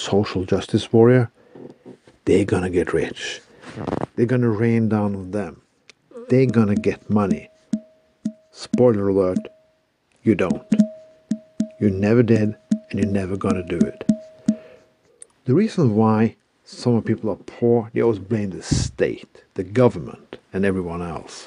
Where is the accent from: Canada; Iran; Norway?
Norway; Bergen, Vestland; my hometown of Bergen